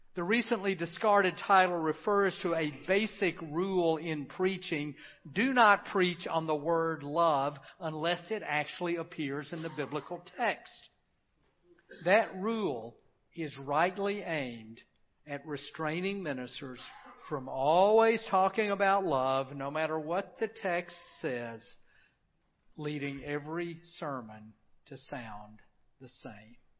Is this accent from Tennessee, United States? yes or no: yes; Memphis, Tennessee, United States; I grew up in Memphis, a city on the Mississippi River